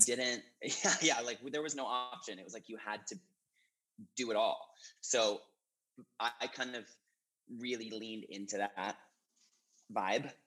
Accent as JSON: {"language": "English", "region": "Maine", "country": "United States", "tie": "born or raised there", "also_born_or_lived": "New York City, United States", "moved": "as an adult", "lives_now": "Seattle, United States", "said": "I, like I said, grew up in a really small town"}